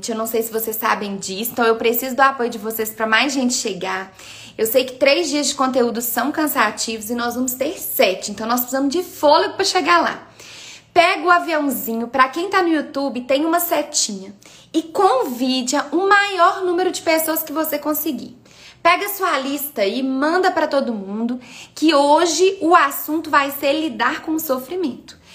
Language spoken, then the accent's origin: Portuguese; Minas Gerais, Brazil; now in São Paulo, Brazil; Vocês sabem que eu sou mineira, mas moro em São Paulo, né? Pra pra. Só pra ficar claro, porque todo mundo escuta meu sotaque.